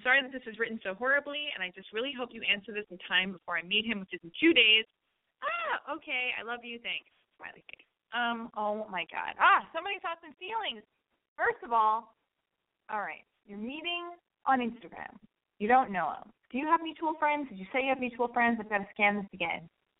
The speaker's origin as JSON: {"language": "English", "town": "Montreal", "region": "Quebec", "country": "Canada", "said": "I'm from Montreal, and I turn 18 in a week."}